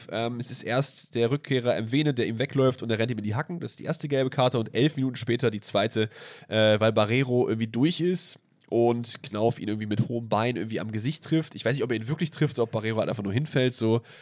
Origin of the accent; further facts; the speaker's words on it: South Germany, Germany; ich bin halt im Süden